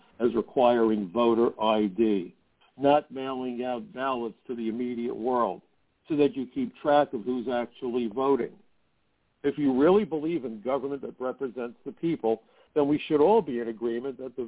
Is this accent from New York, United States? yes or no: yes; New York City, New York, United States; growing up in Brooklyn